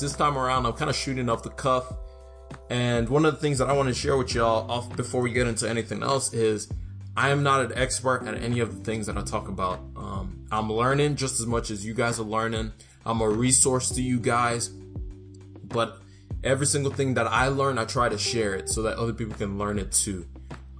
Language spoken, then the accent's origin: English; Nigeria; now in United States; where I grew up in Nigeria and moved to the U.S.